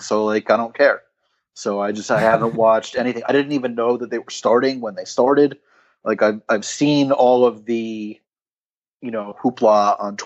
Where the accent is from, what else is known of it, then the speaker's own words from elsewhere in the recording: New Jersey, United States; I'm from Central Jersey originally